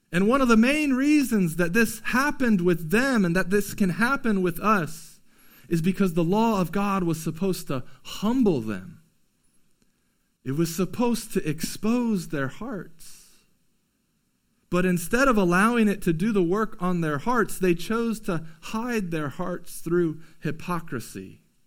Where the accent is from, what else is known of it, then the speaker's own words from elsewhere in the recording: United States; we as American Christians